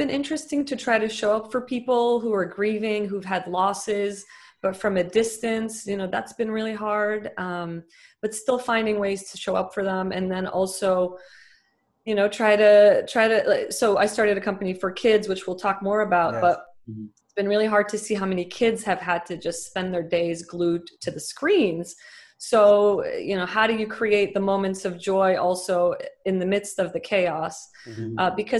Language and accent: English; Dubai, United Arab Emirates; born there; also born or lived in Lebanon; brother was born in Dubai. We're the only ones that were born there.